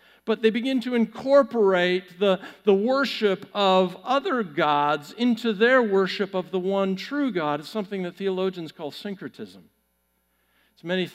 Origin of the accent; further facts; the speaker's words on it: Pacific Northwest, United States; now in Texas, United States; I grew up in the Pacific Northwest